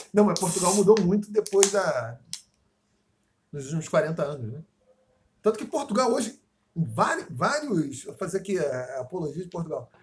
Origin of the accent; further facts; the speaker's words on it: Rio de Janeiro, Brazil; eu sou de Campo Grande